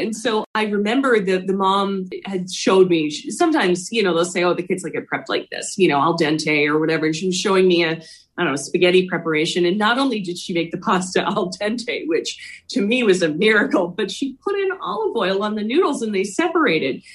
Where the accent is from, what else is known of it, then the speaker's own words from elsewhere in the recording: Philadelphia, Pennsylvania, United States; I grew up in Philly.